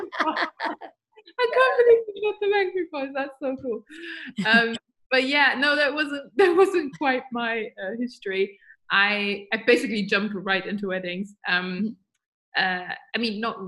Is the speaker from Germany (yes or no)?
yes; Germany; moved away as an adult; now in London, United Kingdom; I moved to London from Germany when I was 19, first time, because then I moved back.